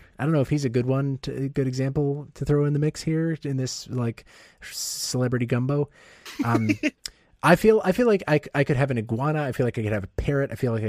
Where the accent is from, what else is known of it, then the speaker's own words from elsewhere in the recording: Ohio, United States; born there; also born or lived in Coldwater, Michigan; I was born in Ohio. I don't need to explain this. I moved around a lot as a kid, but one of the towns I spent the most time in as a kid was Coldwater, Michigan.